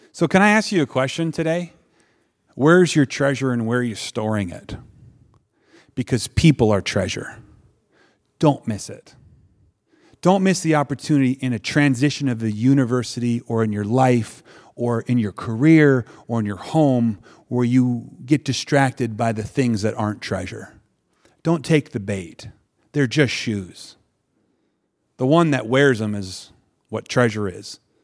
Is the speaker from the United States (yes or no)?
yes; Wisconsin, United States; I'm from Wisconsin